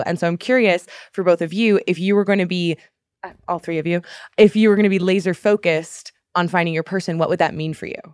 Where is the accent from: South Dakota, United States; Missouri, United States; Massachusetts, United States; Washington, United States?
Massachusetts, United States; Boston; growing up in Boston